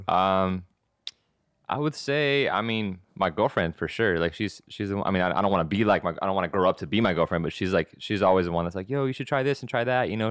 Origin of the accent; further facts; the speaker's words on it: Texas, United States; now in Los Angeles, United States; I'm from Texas